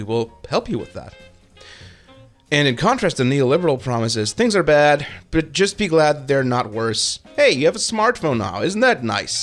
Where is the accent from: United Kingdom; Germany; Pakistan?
Germany; moved away as an adult; now in United States; a German who has grown up with a healthy suspicion of anything nationalistic